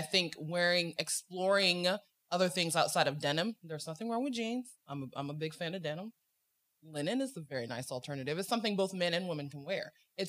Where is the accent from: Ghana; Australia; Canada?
Ghana; I come from Ghana, West Africa, right?